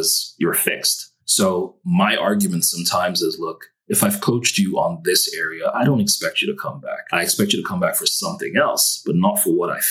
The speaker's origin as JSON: {"language": "English", "country": "Nigeria", "moved": "as an adult", "lives_now": "United States", "said": "I'm Nigerian, and you know, most, you know, Nigeria doesn't have the best of reputations, even though we have amazing people"}